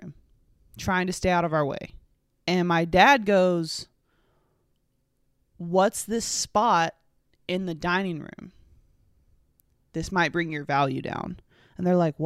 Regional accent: North Carolina, United States; I'm from North Carolina, and I was raised in a Chapel Hill, Tar Heel household.

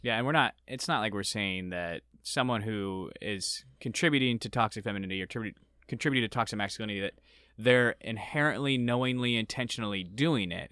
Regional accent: Arizona, United States; I grew up in Arizona

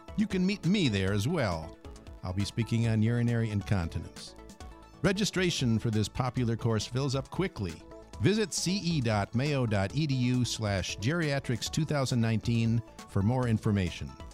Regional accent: Minnesota, United States; sunburns were a common part of growing up in Minnesota

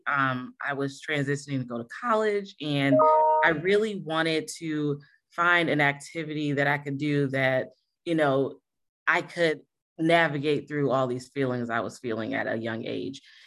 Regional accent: Rochester, New York, United States; moved away as an adult; also born or lived in Greer, South Carolina; I started when I was living in Rochester, New York

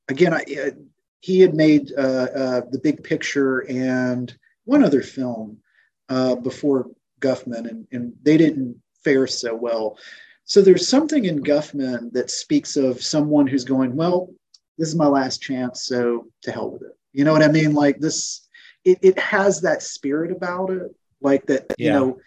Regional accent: the South, United States; me being a Southerner.

